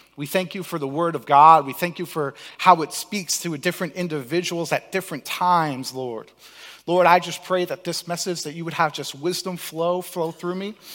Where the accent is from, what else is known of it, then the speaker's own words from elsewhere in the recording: Cape Cod, Massachusetts, United States; I was blessed to grow up in Cape Cod